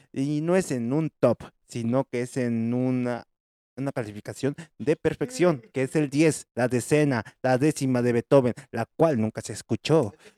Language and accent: Spanish; Puebla, Mexico; en mi tierrita natal, en mi chula en mi hermosa, en mi heroica, en la que fue creada por Los Ángeles